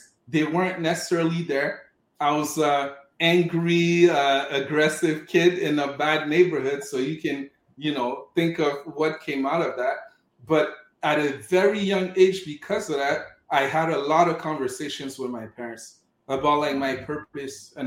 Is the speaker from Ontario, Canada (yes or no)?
no; Montreal, Quebec, Canada; also born or lived in Cameroon; So I was born in Cameroon in Africa, grew up in Montreal, Quebec